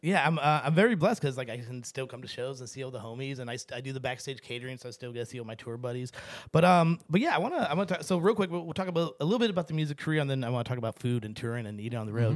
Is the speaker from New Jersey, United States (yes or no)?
no; St. Louis, Missouri, United States; growing up in Saint Louis, Missouri, there's not a ton of brown folk.